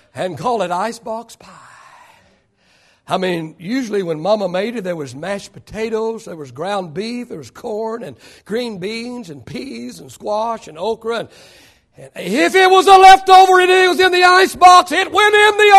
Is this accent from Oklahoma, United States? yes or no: yes; Oklahoma, United States; moved away; we grew up in Oklahoma and it was supper time. You call it dinner over here, it's supper back there